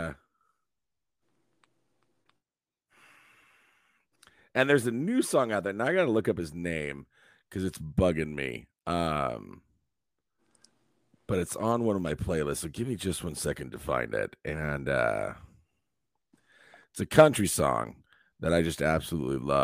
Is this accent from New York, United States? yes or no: no; Eastern Washington, United States; also born or lived in Connecticut; I was born and raised in Eastern Washington, a small little farming community